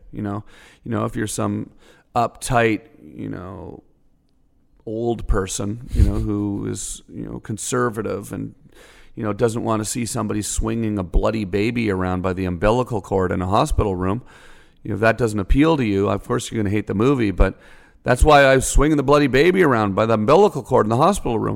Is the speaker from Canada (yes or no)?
yes; Canada; moved away as an adult; now in United States; I'm a Canadian